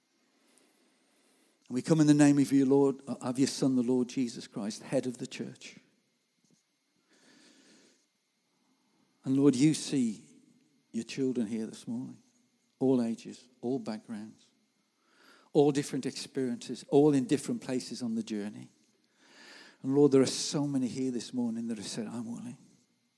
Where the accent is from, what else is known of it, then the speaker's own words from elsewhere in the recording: Gornal, West Midlands, United Kingdom; moved away as an adult; now in Warsaw, Poland; I'm just from Gornal